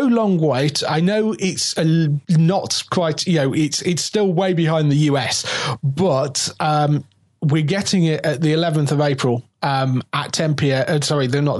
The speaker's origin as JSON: {"language": "English", "region": "England", "country": "United Kingdom", "said": "we're English."}